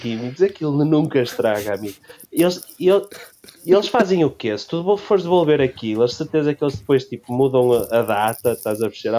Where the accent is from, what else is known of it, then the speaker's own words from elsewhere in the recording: Leça da Palmeira, Norte, Portugal; sou de Leça da Palmeira